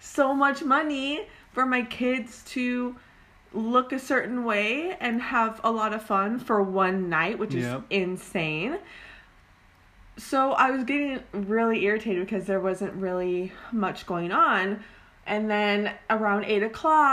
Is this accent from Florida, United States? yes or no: no; Oregon, United States; moved away as an adult; now in California, United States; I am originally from Oregon, and we moved down to California like 2 years ago